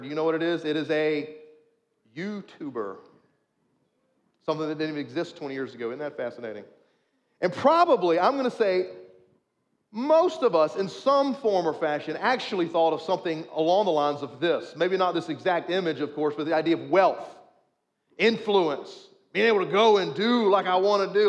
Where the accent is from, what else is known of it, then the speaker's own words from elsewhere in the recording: United States; we are, as an American culture, a Christian nation